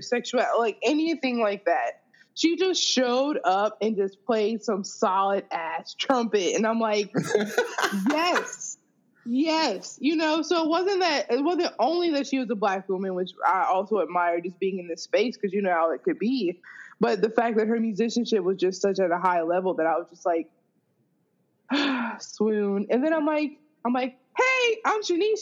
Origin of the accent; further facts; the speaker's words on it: Akron, Ohio, United States; now in New Jersey, United States; I'm originally from Akron, Ohio